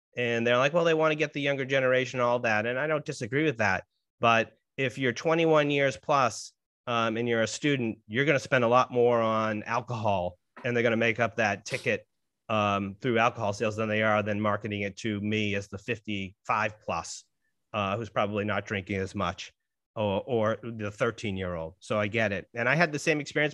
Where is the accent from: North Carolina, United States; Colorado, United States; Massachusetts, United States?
Massachusetts, United States; Saugus; Jared and I share a hometown. We're both from Saugus, Massachusetts.